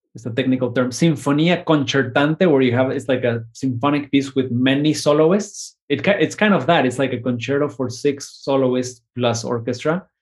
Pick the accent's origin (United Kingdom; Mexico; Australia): Mexico; now in United States; my new identity, I think, as Mexican American